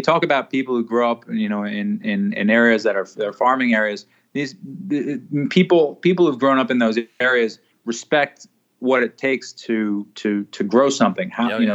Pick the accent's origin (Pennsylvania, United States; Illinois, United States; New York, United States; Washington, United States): New York, United States; New York City; also born or lived in Ecuador; grew up in a place called Riverdale